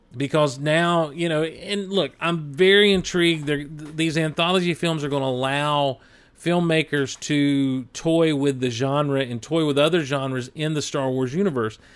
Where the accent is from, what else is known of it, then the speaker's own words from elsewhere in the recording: the South, Southern United States, United States; accent: Southern; I've never been ashamed of my Southern accent.